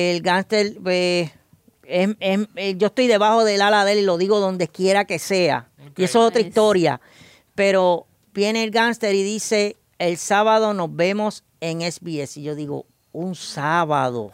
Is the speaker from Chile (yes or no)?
no; San Germán, Puerto Rico; Yo soy del área de San Germán y Guánica es mi pueblo vecino